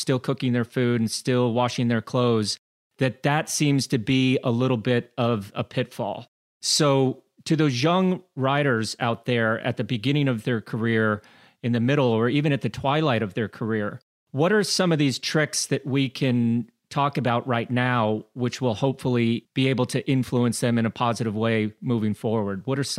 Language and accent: English; United States; moved away as an adult; being an American athlete and having to move everything over to Europe